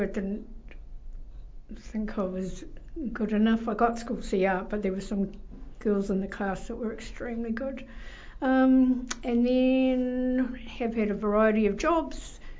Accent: Patea, Taranaki, New Zealand; born or raised there; now in Waverley, New Zealand

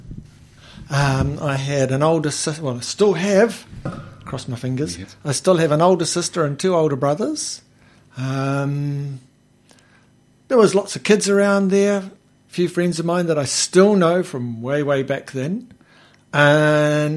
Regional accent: Taradale, Hawke's Bay, New Zealand; I grew up here in Hawke's Bay, over in not far from Green Meadows. I lived in a lovely little neighbourhood called Jervis Town

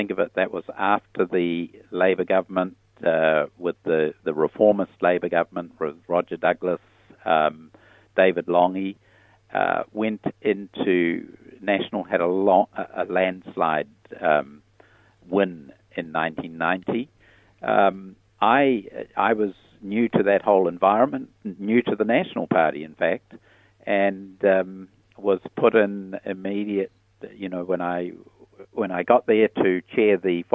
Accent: Piopio, Waikato, New Zealand; also born or lived in Solomon Islands / United States; I grew up like many rural children in those days with aspirations to go farming

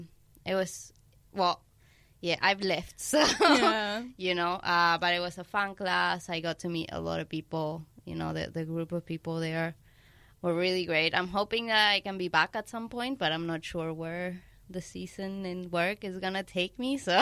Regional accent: Argentina; English is a second language; moved away; Yep, so I'm originally from Argentina. I've been living here for almost 7 years now. And I don't want to say this, but I don't really miss it.

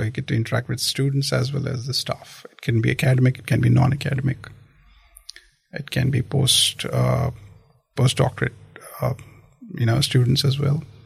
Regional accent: Jammu and Kashmir, India; moved away as an adult; also born or lived in other parts of India / Christchurch, New Zealand; now in Dunedin, New Zealand; I actually come from the extreme northern state of India. Uh, that's Kashmir. So I was born there. I was uh, I completed my studies there

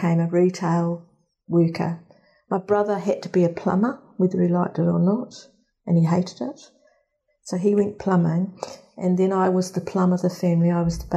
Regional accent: Lower Hutt, Wellington, New Zealand; I grew up in Nainai

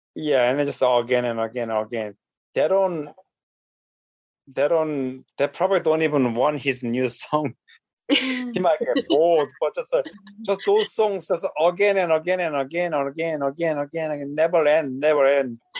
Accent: South Korea; English is a second language; moved away; in Korea, I was lucky because uh, my elementary school was kind of like a, uh, uh, earlier one who accept teaching English to students

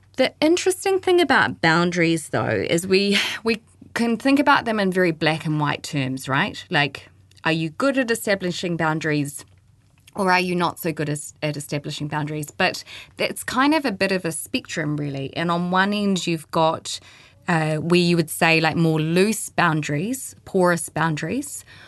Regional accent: Christchurch, Canterbury, New Zealand; moved away; I'm from Christchurch

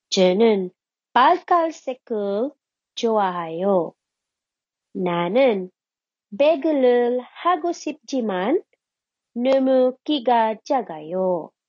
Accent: Philippines; English is a second language; How are you? I hope you are well. I am from the Philippines. I have two siblings.

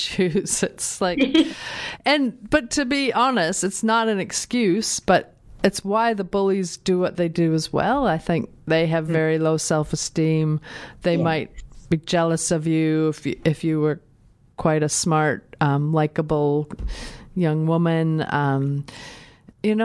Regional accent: Minnesota, United States; moved away as an adult; also born or lived in New Zealand; now in Dunedin, New Zealand; I come from Minnesota, which is, I grew up in a very sort of white middle class area

